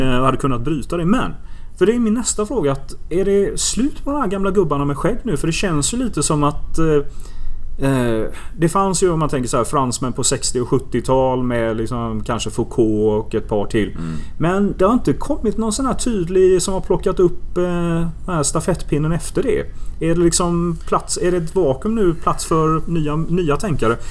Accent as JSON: {"language": "Swedish", "town": "Gothenburg", "region": "Västra Götaland", "country": "Sweden", "tie": "born or raised there", "said": "ute i Göteborg där jag växte upp"}